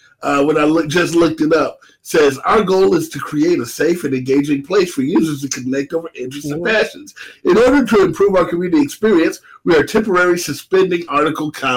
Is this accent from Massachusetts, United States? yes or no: no; Atlanta, Georgia, United States; I'm from Atlanta